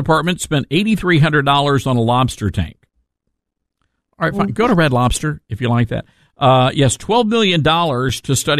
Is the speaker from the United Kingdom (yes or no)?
no; Toledo, Iowa, United States; I received a couple of voicemails from Stern's listeners in my hometown of Toledo, Iowa.